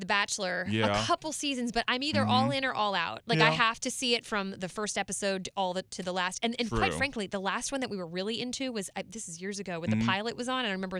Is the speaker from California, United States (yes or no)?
no; Maryland, United States; moved away; So I'm from Maryland.